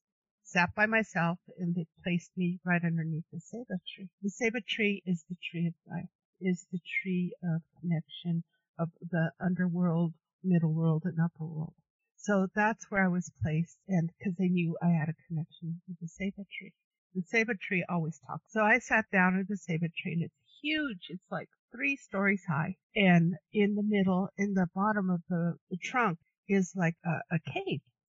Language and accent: English; Denver, Colorado, United States; I'm from Denver.